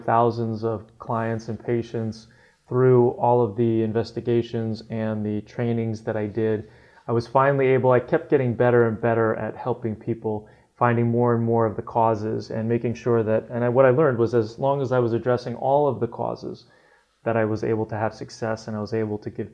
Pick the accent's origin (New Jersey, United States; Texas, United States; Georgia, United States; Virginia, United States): New Jersey, United States; moved away; also born or lived in Olympia, Washington; growing up in New Jersey where I did